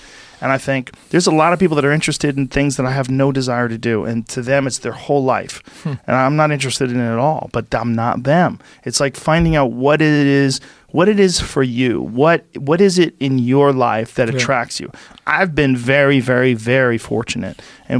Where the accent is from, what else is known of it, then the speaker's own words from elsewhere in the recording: Boston, Massachusetts, United States; because I grew up in New England, and in Boston, everybody worked hard.